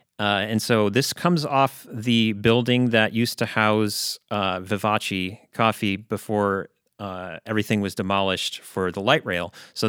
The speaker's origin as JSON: {"language": "English", "town": "Chicago", "region": "Illinois", "country": "United States", "lives_now": "Seattle, United States", "said": "So I'm originally from Chicago, and I came out here in 2004 essentially for an internet romance that didn't work out."}